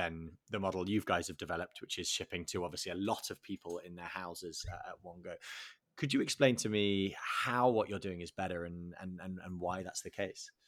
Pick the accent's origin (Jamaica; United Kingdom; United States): United Kingdom; England; I think the UK, obviously being English, the UK went through